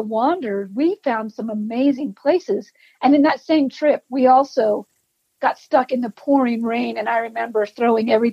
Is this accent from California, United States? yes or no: no; Salt Lake City, Utah, United States; moved away as an adult; now in Idaho, United States; I grew up in Salt Lake City, Utah